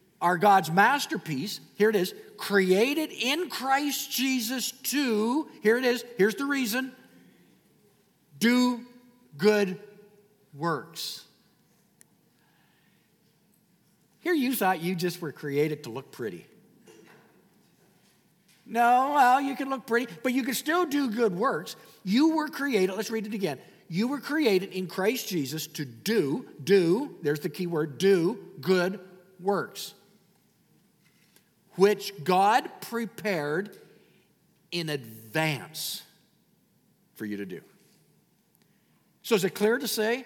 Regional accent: Canada; I'm a Canadian.

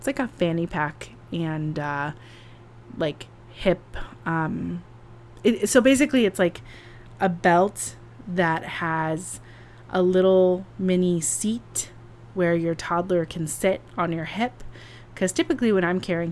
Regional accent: California, United States; now in New York City, United States; I'm from California

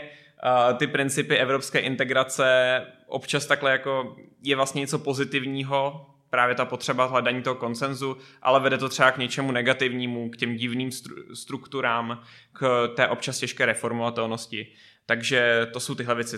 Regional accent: Prague, Czechia; já jsem Pražák

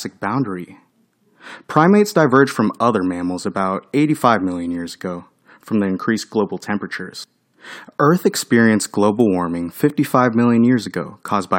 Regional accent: United States; I was born in 1984 in America

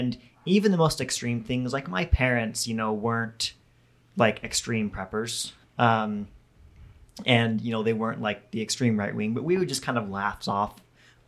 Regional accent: Rexburg, Idaho, United States; So I was born in Rexburg and raised in the area there

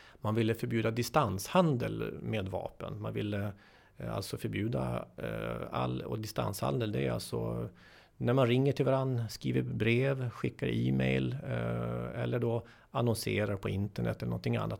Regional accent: Sweden; jag då som svensk jurist

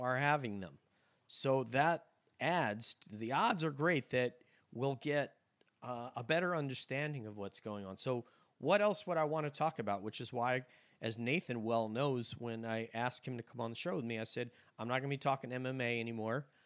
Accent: New York, United States; now in Florida, United States; my hometown in New York

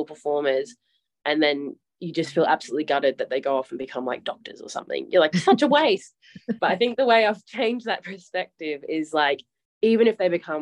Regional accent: Broome, Western Australia, Australia; accent: Australian; being based in Broome, so connecting to where I grew up and did circus.

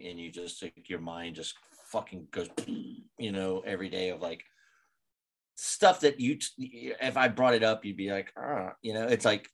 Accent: Roanoke, Virginia, United States; moved away as an adult; now in Gainesville, United States; Growing up in Roanoke, Virginia, where I was from

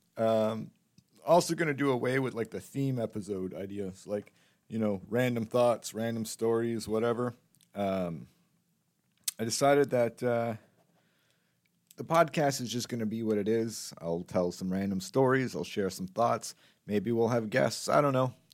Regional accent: Canada; as a Canadian, as a Canadian comedian

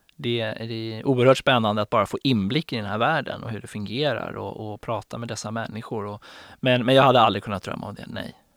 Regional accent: Stockholm, Stockholm County, Sweden; jag är uppväxt i Farsta och söderkille

